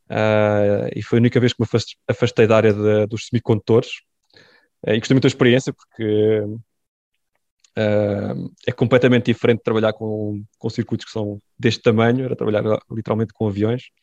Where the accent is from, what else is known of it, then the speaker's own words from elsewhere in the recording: France; born there; porque sou filho de imigrantes. Aliás, eu nem, nem sequer nasci em Portugal, nasci em França.